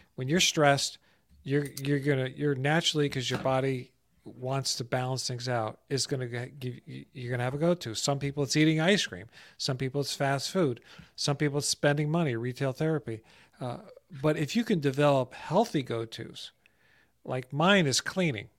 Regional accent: New Jersey, United States; moved away as an adult; also born or lived in Florida; Growing up in New Jersey and a neighborhood I grew up

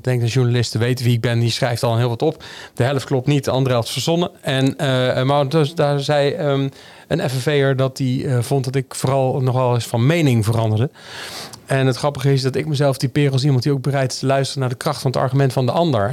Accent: North Brabant, Netherlands; moved away; also born or lived in Amsterdam; ik kom uit Brabant

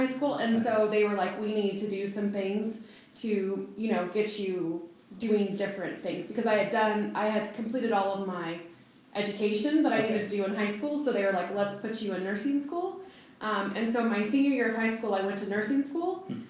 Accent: Kansas City, United States; now in Colorado Springs, United States; I did not grow up here, though. I grew up in Kansas City.

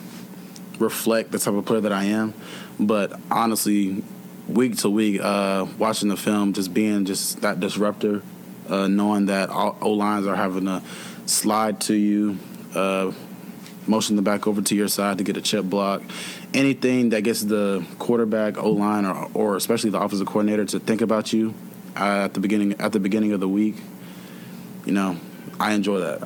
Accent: Atlanta, Georgia, United States; moved away; I'm from Atlanta

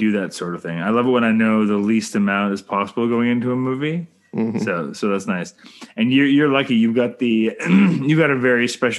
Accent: Canada

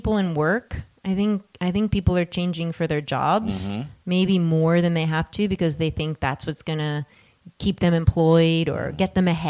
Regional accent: New Jersey, United States; now in West Coast, United States; you could take the girl out of Jersey, you can't take the Jersey out of the girl.

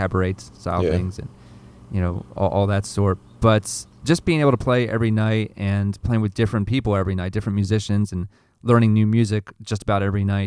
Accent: Delaware, United States; moved away; also born or lived in Philadelphia; I grew up in Delaware, you know, about an hour south of Philadelphia

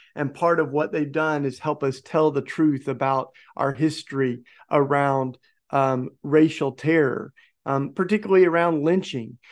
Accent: Tennessee, United States; my home state of Tennessee

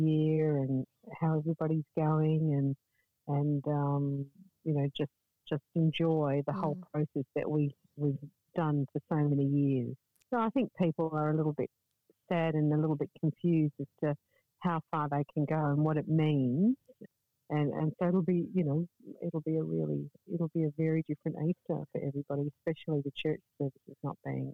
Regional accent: Adelaide, South Australia, Australia; now in Darwin, Australia; I wasn't born in Darwin, I'm from Adelaide originally, so my family aren't here

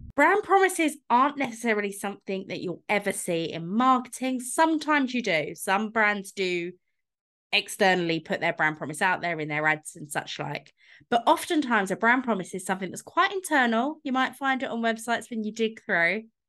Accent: London, United Kingdom; I grew up in London, so I've been going into Starbucks since I was about eleven

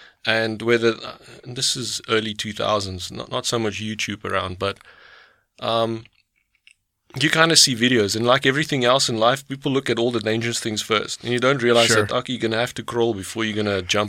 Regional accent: South Africa; And I was like, well, yeah, from South Africa, blah, blah, blah.

